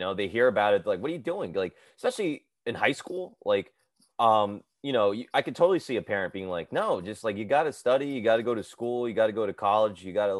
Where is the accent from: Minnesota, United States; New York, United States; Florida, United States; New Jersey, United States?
New Jersey, United States; Edison; so I grew up in Edison, New Jersey. I did go to Rutgers, and I started stand up at when I was in college.